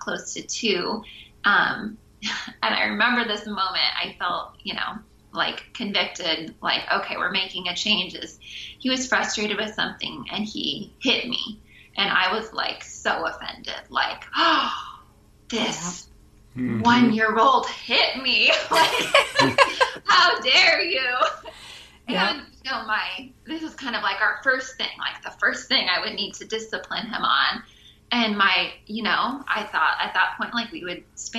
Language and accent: English; Pacific Northwest, United States; moved away as an adult; now in Maui, United States; We grew up in the Pacific Northwest, and then a few years into marriage, 11 years ago, we made the move out to Maui